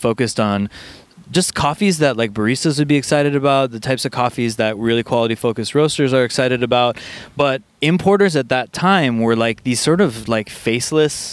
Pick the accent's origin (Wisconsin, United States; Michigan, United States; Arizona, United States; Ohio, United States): Wisconsin, United States; Milwaukee; I'm originally from Milwaukee, grew up in Milwaukee, Wisconsin